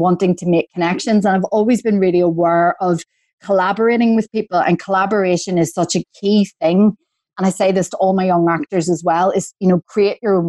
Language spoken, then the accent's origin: English; Belfast, Northern Ireland, United Kingdom; accent: Belfast; moved away as an adult; also born or lived in Coleraine / London; I'm from Belfast. So Northern Ireland, you know, my accent's always been Belfast.